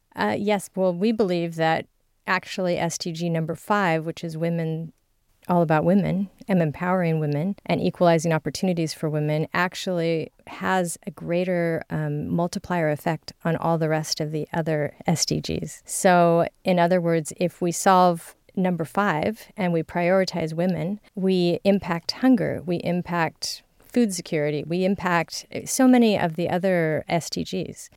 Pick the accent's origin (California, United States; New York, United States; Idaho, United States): California, United States; I'm from California